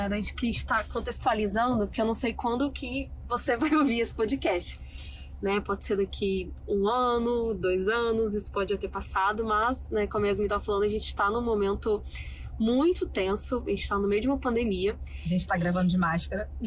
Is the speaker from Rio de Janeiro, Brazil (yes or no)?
no; Goiânia, Goiás, Brazil; now in Cabo Frio, Brazil; Quando eu sou de Goiânia e quando eu decidi vir para Cabo Frio e fazer faculdade aqui, ninguém entendeu nada.